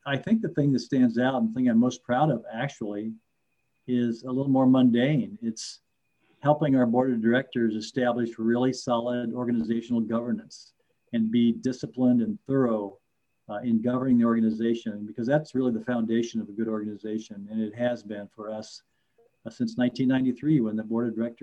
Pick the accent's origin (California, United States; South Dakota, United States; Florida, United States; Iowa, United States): Iowa, United States; rural; moved away as an adult; now in Twin Cities, United States; affordable homes in rural Iowa, which is where I grew up.